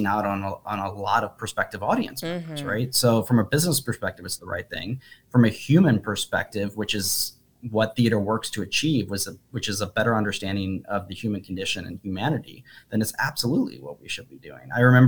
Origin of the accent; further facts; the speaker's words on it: Midwest, United States; I'm also a Midwesterner. I'm also an American. I also came up from a low middle class, you know, environment.